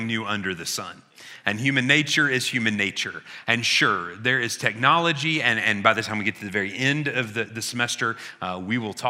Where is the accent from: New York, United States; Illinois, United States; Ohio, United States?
Illinois, United States; I grew up in Illinois, and the title on our license plates is The Land of Who? Lincoln.